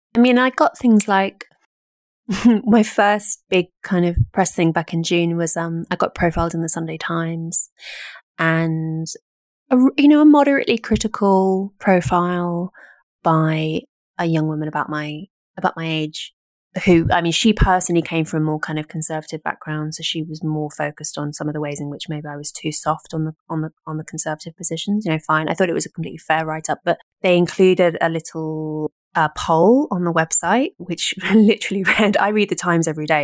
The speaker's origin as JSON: {"language": "English", "country": "United Kingdom", "said": "being British"}